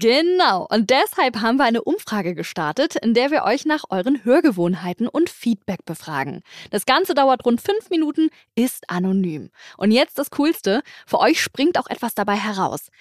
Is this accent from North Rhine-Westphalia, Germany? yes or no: no; Hamburg, Germany; als Hamburger